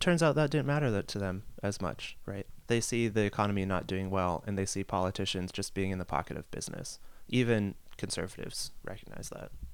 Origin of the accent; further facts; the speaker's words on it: Youngstown, Ohio, United States; I'm from Youngstown, Ohio, and it's a Rust Belt city